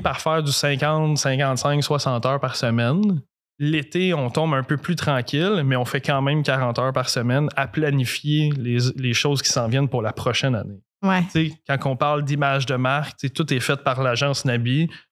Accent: Drummondville, Quebec, Canada; also born or lived in Sherbrooke / Gatineau; je suis né à Sherbrooke, j'ai déménagé à Quatre ans à Drummondville.

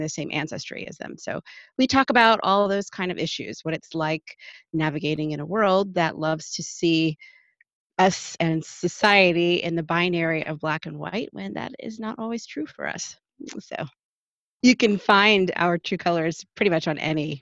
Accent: Anchorage, Alaska, United States; moved away as an adult; now in Northern Virginia, United States; I am originally from Anchorage, Alaska.

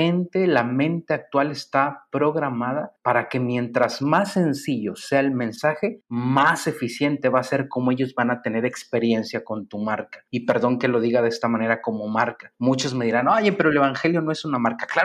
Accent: San Luis Potosí, Mexico; Ah, yo soy de San Luis Potosí, eh, dice la canción, tal vez muchas generaciones no la van a conocer, pero hay una canción que habla muy bonito de San Luis Potosí.

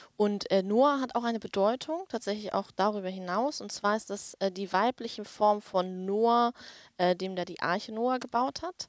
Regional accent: Hamburg, Germany; now in Berlin, Germany; aktuell wohne ich in Berlin, äh, habe aber meine Wurzeln in Hamburg

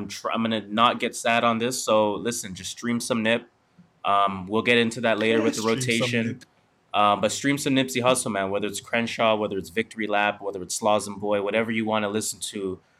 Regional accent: Canada; because we're Canadian, so why not?

